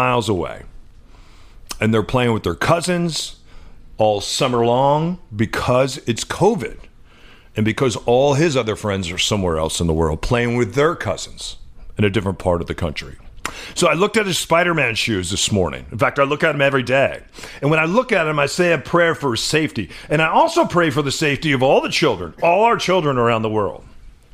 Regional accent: Midwest, United States; now in Seattle, United States; which is where I played when I was growing up in the Midwest

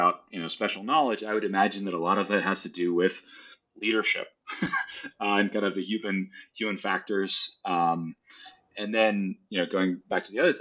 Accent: United States; as an American, as a Marine

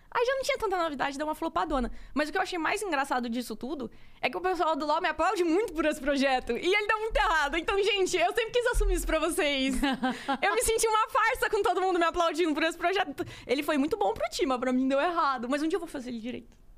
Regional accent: Cuiabá, Mato Grosso, Brazil; moved away as an adult; now in São Paulo, Brazil; sou de Cuiabá, Mato Grosso

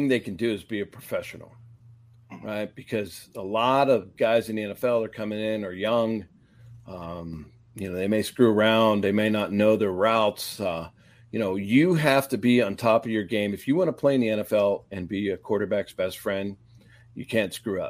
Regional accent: Pittsburgh, Pennsylvania, United States; growing up in Pittsburgh and going through the 70s

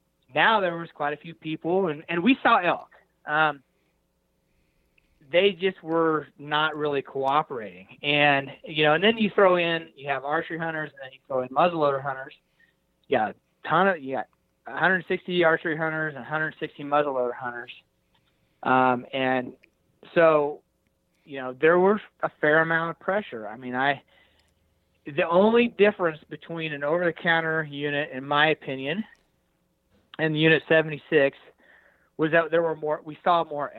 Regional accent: Hays, Kansas, United States; And I'm not I'm a flatlander from Hays, Kansas, but I feel like I sound like an elk.

